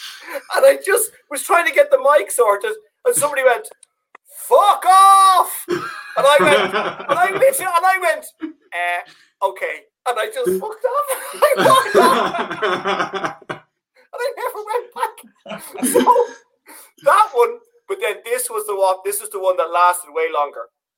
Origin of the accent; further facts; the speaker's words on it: Dublin, Leinster, Ireland; accent: Dublin; My accent was very Dublin. Like, I used to talk like this all the time on stage.